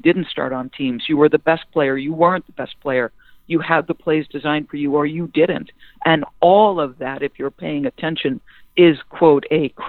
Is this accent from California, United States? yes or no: no; Manasquan, New Jersey, United States; also born or lived in Long Island, New York; We moved from Long Island to a small town on the Jersey Shore, Manasquan, when I was 7 years old